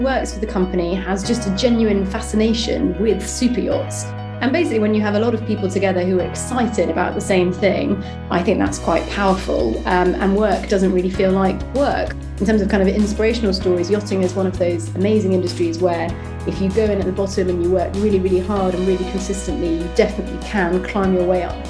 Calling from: London, United Kingdom; I'm in London, where it's not raining for a change.

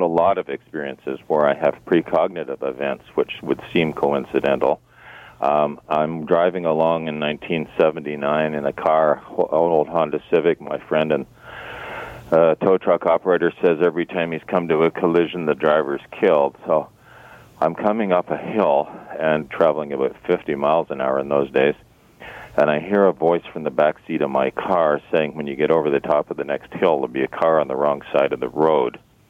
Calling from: Toronto, Ontario, Canada

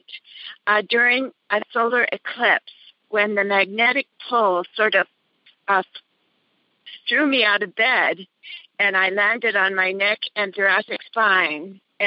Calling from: Cambria, California, United States; I'm calling from Cambria, California

